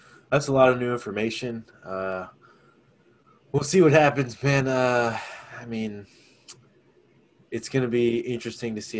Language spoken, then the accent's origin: English; New York, United States; now in Texas, United States; I'm originally from New York